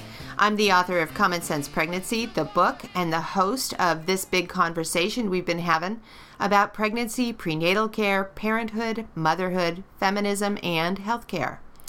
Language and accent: English; Southern California, United States; now in Portland, United States; I was born in July, the youngest of eight kids in sunny Southern California